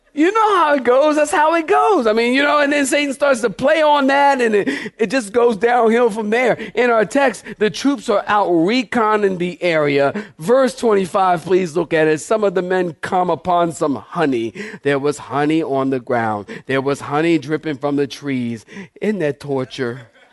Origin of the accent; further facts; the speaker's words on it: Philadelphia, Pennsylvania, United States; Maybe I'm talking like this 'cause I'm from Philly